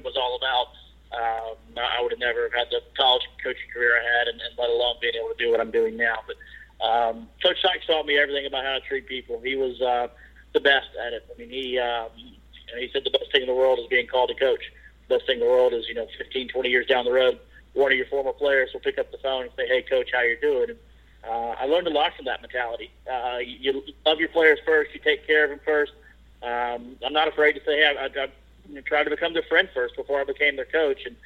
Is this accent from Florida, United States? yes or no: no; Memphis, Tennessee, United States; moved away as an adult; also born or lived in Dallas; I grew up in Memphis, Tennessee